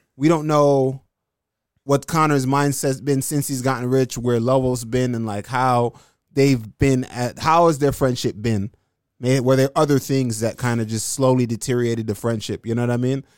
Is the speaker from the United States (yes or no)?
no; Jamaica; I'm Jamaican